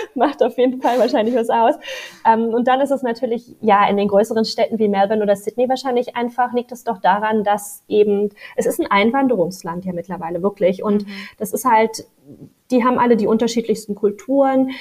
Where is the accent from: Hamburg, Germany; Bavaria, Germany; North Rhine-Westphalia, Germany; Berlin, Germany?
Berlin, Germany; ich bin ja auch ein Großstadtmädchen, ich komme ja aus Berlin